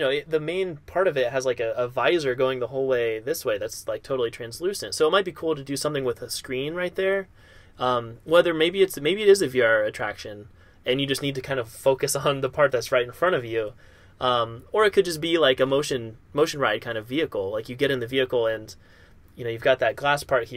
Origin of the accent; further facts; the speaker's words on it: near Kings Island, Ohio, United States; growing up near Kings Island